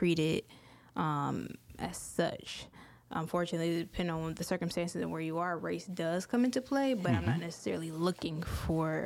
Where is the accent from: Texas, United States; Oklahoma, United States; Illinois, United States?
Illinois, United States; outside of Chicago; also born or lived in Detroit, Michigan; now in Baton Rouge, United States; grew up outside of Chicago